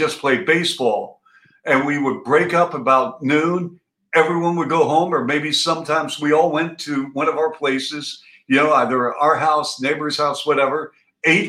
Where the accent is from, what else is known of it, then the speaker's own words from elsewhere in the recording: Seattle, Washington, United States; moved away as an adult; also born or lived in Baltimore / Ann Arbor, Michigan / Toronto; I grew up in Seattle